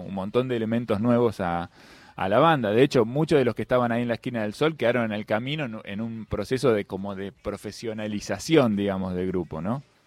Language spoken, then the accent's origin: Spanish; La Plata, Buenos Aires Province, Argentina; soy nacido y criado en el Principado de La Plata